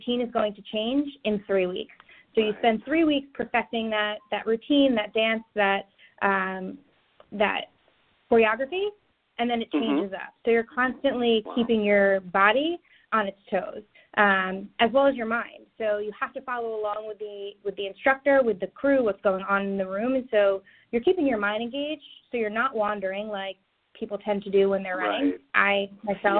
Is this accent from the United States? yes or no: yes; New York City, New York, United States; now in California, United States; New York City, which is where I am originally from